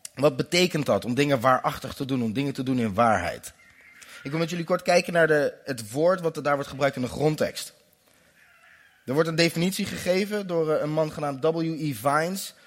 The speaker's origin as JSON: {"language": "Dutch", "country": "Netherlands", "tie": "born or raised there", "said": "Ik ben in Nederland geboren"}